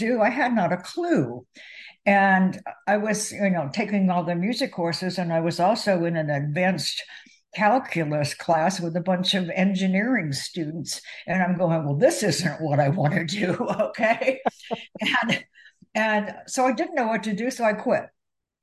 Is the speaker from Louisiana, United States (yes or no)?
no; Ohio, United States; moved away; I would go back to my hometown to see my parents, and I would go out to lunch with the band director